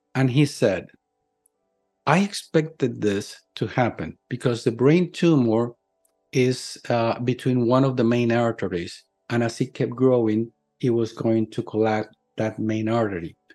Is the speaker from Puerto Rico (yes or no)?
yes; Puerto Rico; in my hometown, my little island of Puerto Rico.